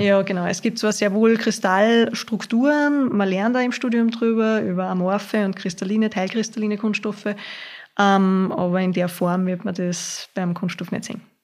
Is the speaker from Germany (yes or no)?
no; Hörsching, Upper Austria, Austria; Ich bin aus Hörsching